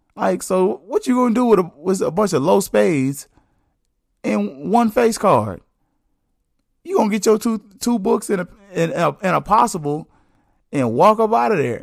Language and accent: English; the South, United States; I'm a black man, I'm from the South